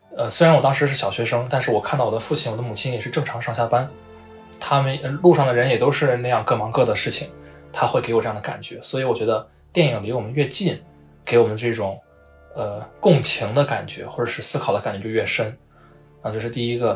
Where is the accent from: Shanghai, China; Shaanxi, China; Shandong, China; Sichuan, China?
Shaanxi, China; Xi'an; moved away; 我的老家在西安嘛